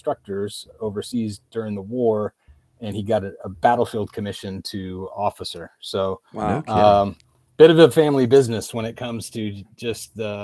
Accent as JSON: {"language": "English", "town": "Yakima", "region": "Washington", "country": "United States", "tie": "born or raised there", "said": "I was born in Yakima, Washington. So Eastern Washington Yakima"}